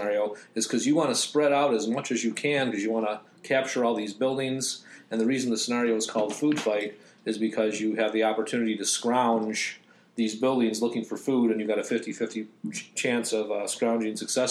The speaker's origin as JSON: {"language": "English", "town": "Arlington Heights", "region": "Illinois", "country": "United States", "tie": "born or raised there", "said": "I grew up in Arlington Heights. Adjacent to Palatine."}